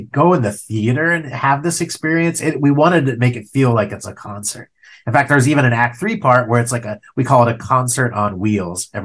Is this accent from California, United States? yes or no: yes; Ojai, California, United States; also born or lived in Ventura, California; I grew up in Ojai, California